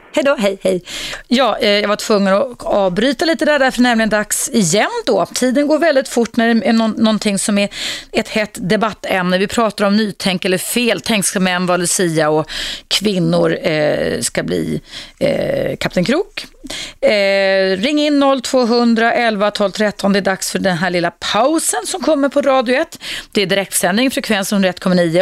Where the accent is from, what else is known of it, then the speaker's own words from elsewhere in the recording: Stockholm, Stockholm County, Sweden; Jag, jag var uppvuxen utanför stan i Skärholmen.